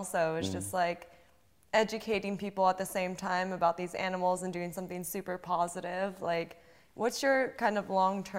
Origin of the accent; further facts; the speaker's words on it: Pennsylvania, United States; I was born in Pennsylvania